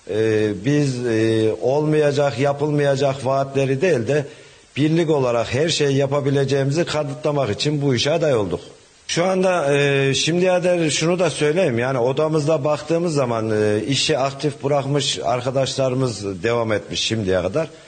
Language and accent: Turkish; Hacılar, Kayseri Province, Turkey; born there; 1975 e, Hacılar doğumluyum.